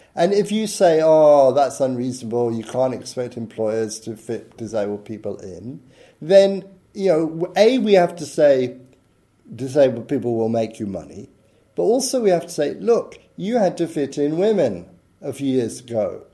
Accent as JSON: {"language": "English", "country": "United Kingdom", "said": "I'm British"}